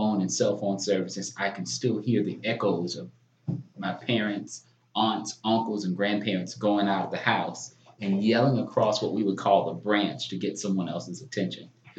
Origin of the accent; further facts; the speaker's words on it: the Lowcountry, near Santee off I-95, South Carolina, United States; I am from a small town in the low country. It's called Utahville.